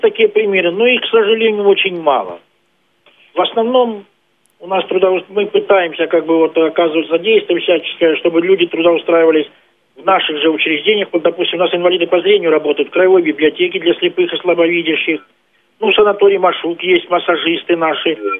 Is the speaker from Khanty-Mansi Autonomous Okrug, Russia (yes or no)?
no; Stavropol Krai, Russia